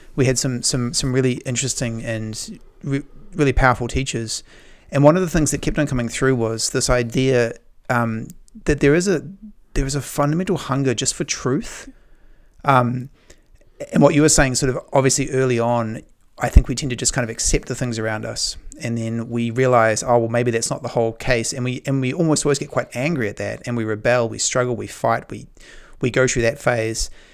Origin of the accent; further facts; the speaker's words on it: New Zealand; I grew up in New Zealand